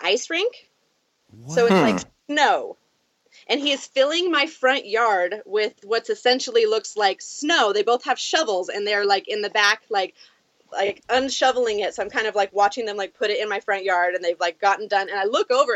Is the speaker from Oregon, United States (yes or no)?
yes; Southern Oregon, United States; I'm from Oregon, Southern Oregon, so we don't get a lot